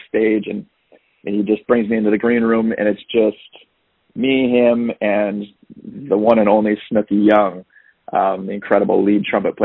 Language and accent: English; Agoura Hills, California, United States; moved away as an adult; now in Brooklyn, United States; I was born and raised in Agoura Hills, California